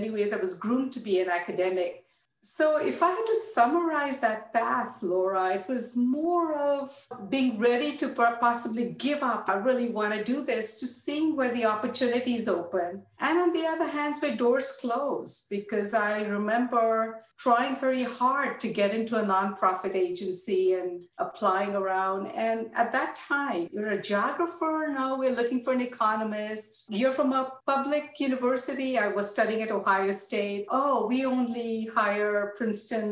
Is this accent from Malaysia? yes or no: no; Mumbai, Maharashtra, India; moved away as an adult; now in United States; I was born and raised in India, in Mumbai. I was there through my undergraduate studies.